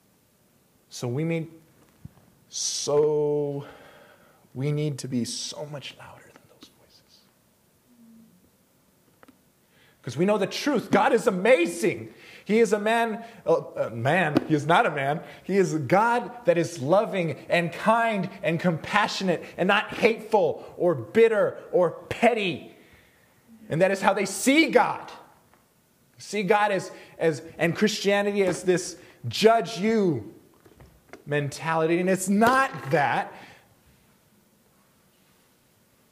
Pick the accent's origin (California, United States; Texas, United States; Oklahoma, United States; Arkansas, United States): Texas, United States; El Paso; moved away; I'm originally from El Paso